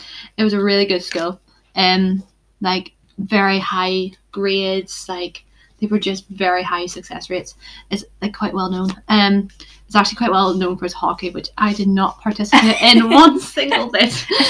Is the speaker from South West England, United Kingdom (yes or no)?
no; Mid Ulster, Northern Ireland, United Kingdom; Yep, I'm actually from Northern Ireland. I'm from like this mid Ulster area. I'm not living in Belfast this year.